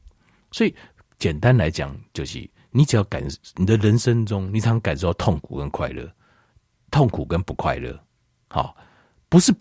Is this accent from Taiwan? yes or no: yes; Taiwan; 咱台湾人，我们台湾人都追求小确幸